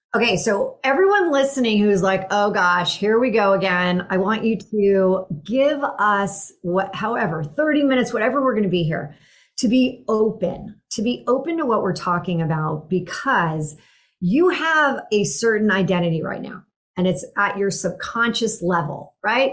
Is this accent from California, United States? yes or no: yes; Silicon Valley, California, United States; I grew up in the Silicon Valley